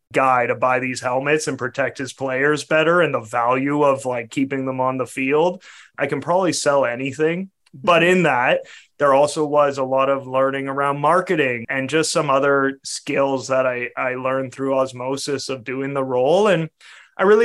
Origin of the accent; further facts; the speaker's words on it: Canada; I'm a Canadian